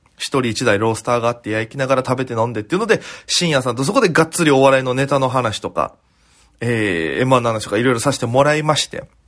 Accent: Okinawa, Japan; now in Tokyo, Japan; 僕は沖縄県の出身でございまして

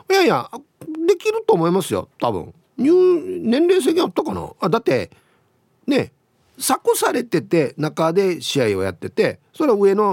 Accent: Yomitan, Okinawa, Japan; 私もまあ読谷出身だけど石川とか具志川はレベルが違う感じがする

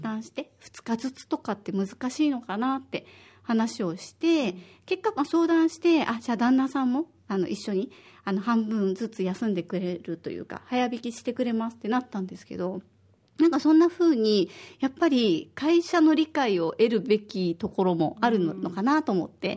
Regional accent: Osaka, Japan; moved away as an adult; now in Okinawa, Japan; 私は大阪の出身で、小学五年生と三

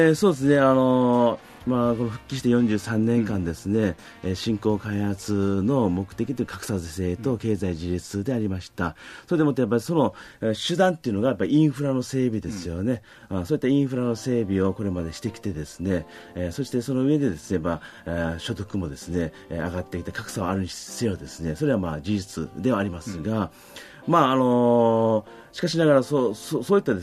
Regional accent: Minami Daito, Okinawa, Japan; also born or lived in Ishigaki / Yonaguni; 生まれたのが石垣島で、うん、その後南大東島、えー、与那国島あでちっちゃい頃ですね育ってですね

